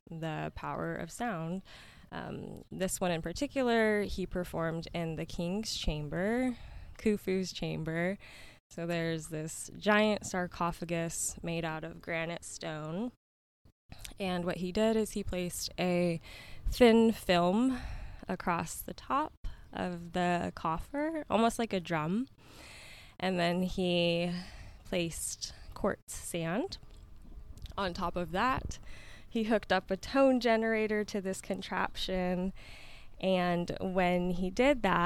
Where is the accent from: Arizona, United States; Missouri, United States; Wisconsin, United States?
Arizona, United States; Yuma; I was born and raised in Yuma. I moved away for a little bit of time and made my way back here around 2020